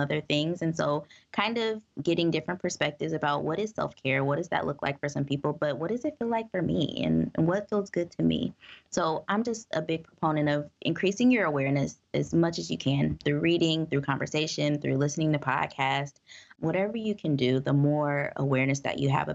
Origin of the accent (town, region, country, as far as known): United States